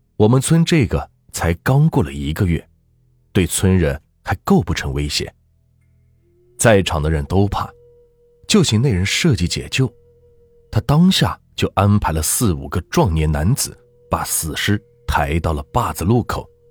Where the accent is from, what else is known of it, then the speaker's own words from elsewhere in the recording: Anhui, China; 我小时候一直生活在安徽平原地区农村，农村的地区人口稀薄